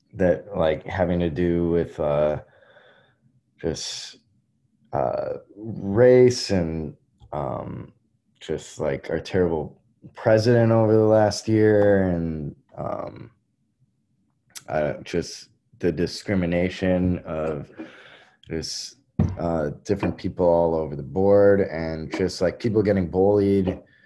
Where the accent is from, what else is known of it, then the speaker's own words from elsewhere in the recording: Illinois, United States; moved away as an adult; now in Milwaukee, United States; I grew up in Illinois